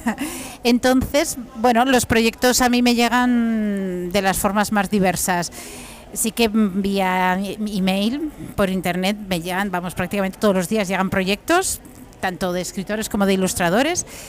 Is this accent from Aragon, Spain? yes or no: yes; Monzón, Aragon, Spain; yo soy de Monzón